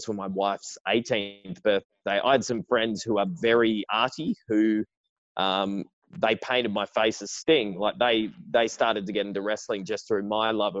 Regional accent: Perth, Western Australia, Australia; also born or lived in Sydney; I was born in Sydney, but I'd lived just about all of my life in Perth.

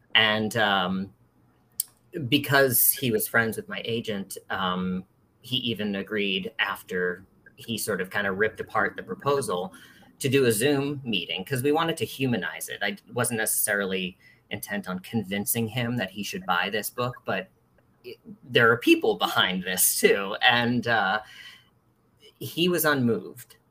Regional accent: East Coast, United States; moved away as an adult; now in San Francisco, United States; I'm originally from the East Coast, and uh, but I've lived in San Francisco for nearly 20 years

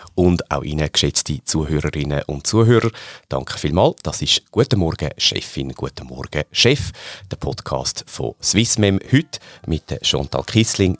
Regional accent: Switzerland; die Schweizer ähm, Mentalität, jetzt auch sehr positiv gemeint, oder mhm. teilweise auch mit unseren kleinen Macken, die wir ja durchaus haben in unserem Land

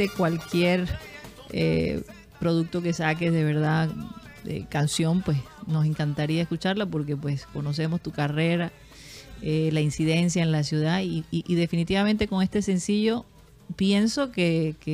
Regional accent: Caribbean Region, Colombia; La salsa nos representa a nosotros también como costeños, no solo la champeta

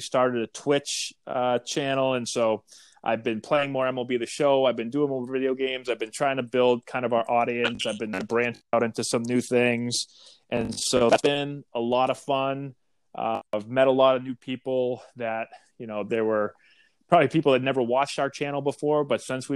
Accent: Boston, Massachusetts, United States; I am from Boston. I grew up a Red Sox fan

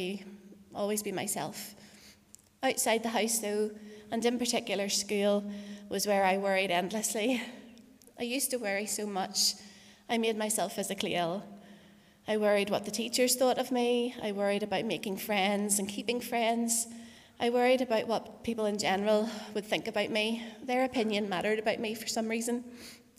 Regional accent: Portadown, Northern Ireland, United Kingdom; also born or lived in Paris, France; I was born in Craigavon Area Hospital in 1984, and I grew up in Portadown.

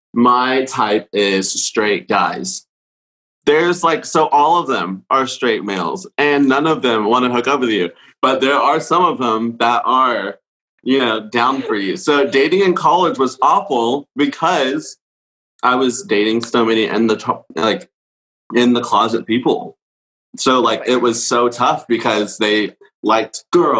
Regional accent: Dallas, Texas, United States; I grew up here. This is my only home. I've never lived anywhere else

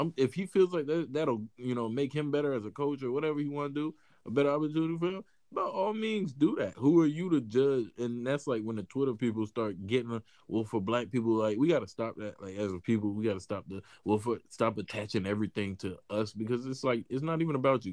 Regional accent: Mississippi, United States; I'm from Mississippi

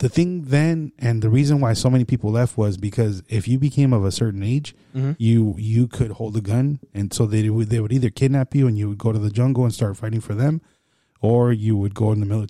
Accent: El Salvador; I'm from El Salvador

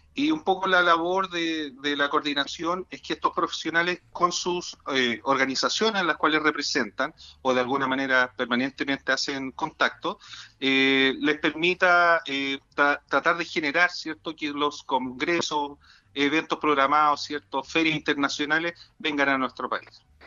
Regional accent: La Serena, Coquimbo, Chile; Yo soy de La Serena, ¿cierto? Por lo tanto, conozco muy bien mi región, conozco muy bien mi ciudad

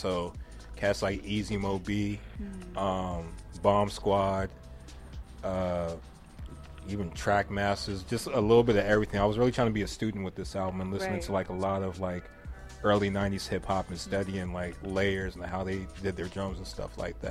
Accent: West Covina, California, United States; kids that grow up in West Covina, just like I did

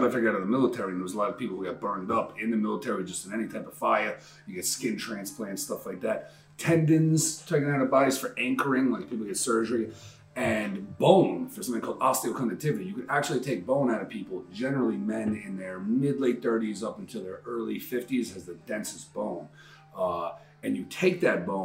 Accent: New York City, New York, United States; I'm from Queens

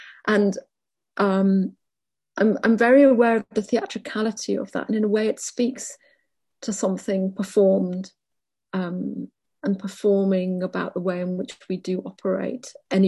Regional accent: Wales, United Kingdom; And I suppose I locate myself as a Welsh person alongside Ireland.

